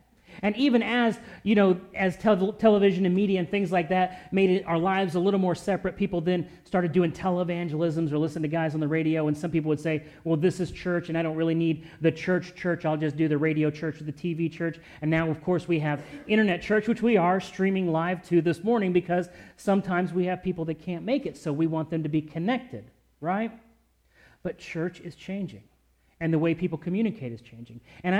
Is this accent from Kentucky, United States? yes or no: yes; Louisville, Kentucky, United States; moved away as an adult; also born or lived in Great Lakes / Orlando / San Diego / Virginia Beach; I grew up in Louisville, but I was in the Navy, so I lived in Great Lakes. I lived in Orlando. I lived in San Diego. I lived in Virginia Beach, where I met Kristen. Then we moved out to Springfield.